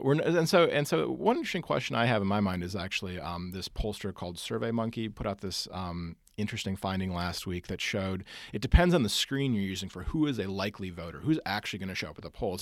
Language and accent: English; Wisconsin, United States; moved away; my home state of Wisconsin